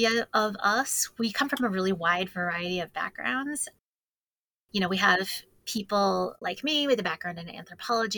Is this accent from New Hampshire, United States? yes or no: yes; New Hampshire, United States; moved away as an adult; also born or lived in Hartford, Connecticut / New York; My family is from the northern New England area, Maine, and I grew up in New Hampshire.